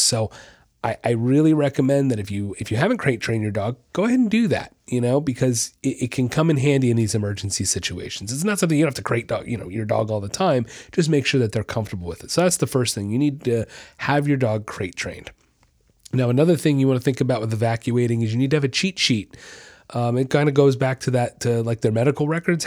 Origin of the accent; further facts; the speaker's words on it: Orlando, Florida, United States; I'm, I'm from Orlando. I lived there for years